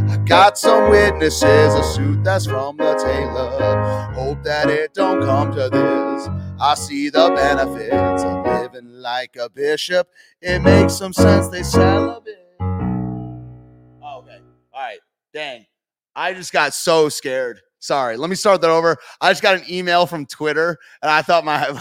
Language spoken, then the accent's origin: English; Oakland County, Southeast Michigan, United States; That's where I'm from, Southeast Michigan